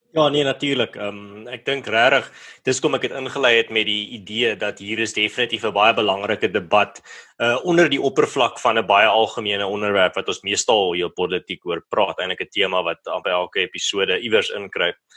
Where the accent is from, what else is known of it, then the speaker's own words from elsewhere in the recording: Malmesbury, Western Cape, South Africa; my tuisdorp van Mamesbury